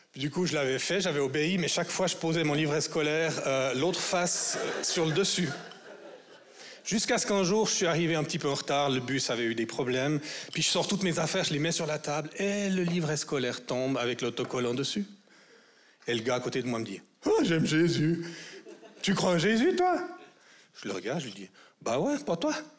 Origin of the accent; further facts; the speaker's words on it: Vaud, Switzerland; en tant que vaudois